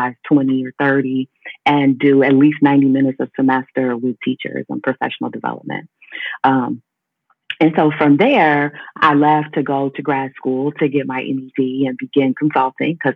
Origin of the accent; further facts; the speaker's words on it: Cleveland, Ohio, United States; also born or lived in Atlanta; I'm from Cleveland, Ohio, born and raised. That's where I still live today, even though I work in Kent